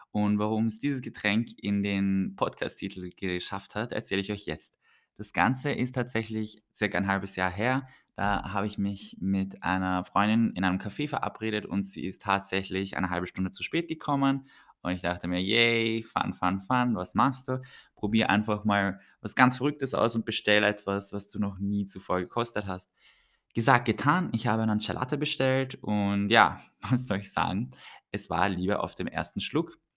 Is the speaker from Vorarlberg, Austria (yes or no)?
no; Vienna, Austria; Ich bin in Wien aufgewachsen und geboren. Äh, auf, geboren und aufgewachsen.